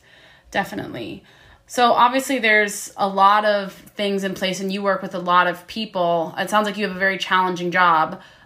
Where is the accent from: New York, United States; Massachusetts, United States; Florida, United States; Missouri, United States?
Florida, United States; because I came from Florida and then moved to Washington to work on whale watch boats